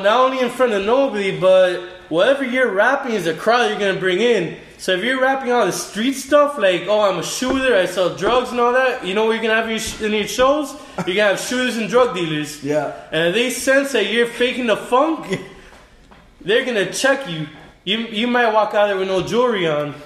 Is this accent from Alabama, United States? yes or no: no; Miami, Florida, United States; also born or lived in New York; I was born in New York, raised in Miami